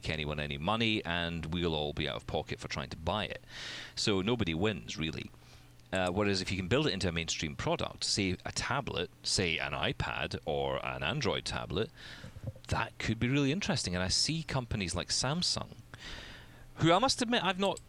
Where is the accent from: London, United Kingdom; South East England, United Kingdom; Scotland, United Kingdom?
Scotland, United Kingdom; I'm Scottish.